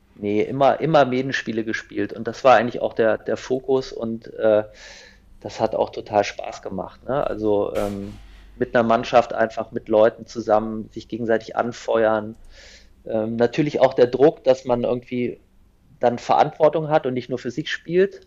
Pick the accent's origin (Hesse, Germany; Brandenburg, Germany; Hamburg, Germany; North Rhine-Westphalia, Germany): Hesse, Germany; Kassel; ich komme aus Nordhessen, aus Kassel